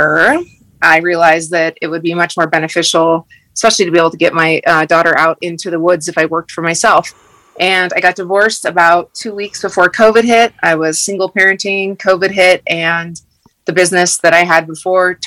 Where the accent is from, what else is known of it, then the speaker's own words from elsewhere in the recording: Wood River Valley, Idaho, United States; also born or lived in Montana; I'm fourth generation from the Wood River Valley, which is in southern Idaho, right outside of Sun Valley. I've grown up in the mountains